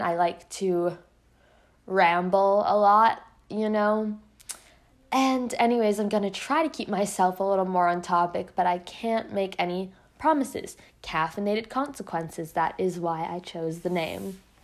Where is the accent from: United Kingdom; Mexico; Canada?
Canada; I'm Canadian